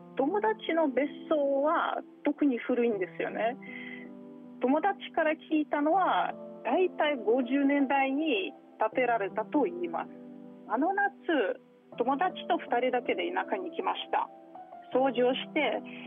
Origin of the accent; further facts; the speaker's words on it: Moscow, Russia; Japanese is a second language; also born or lived in Toyama Prefecture, Japan; now in Toyama, Japan; 私はもともとモスクワ出身でモスクワはすごい綺麗な街ですが